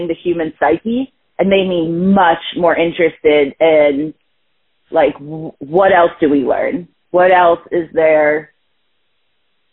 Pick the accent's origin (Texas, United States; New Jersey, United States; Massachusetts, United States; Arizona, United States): New Jersey, United States; moved away as an adult; now in California, United States; I was raised in Jersey, so, like, Jersey girl through and through